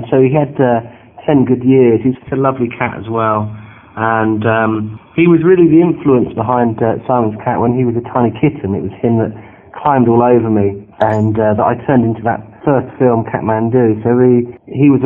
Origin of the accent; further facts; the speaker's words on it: Bedfordshire, East of England, United Kingdom; I come from Bedfordshire in England.